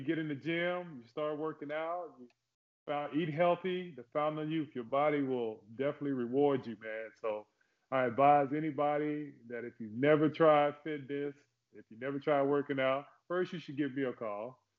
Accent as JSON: {"language": "English", "region": "Oklahoma", "country": "United States", "tie": "born or raised there", "also_born_or_lived": "Fort Polk, Louisiana / Texarkana", "said": "I'm a military brat, you could say that. I born in Fort Polk, Louisiana. I grew up in Oklahoma mainly, back and forth from Texarkana, if you ever heard of Texarkana."}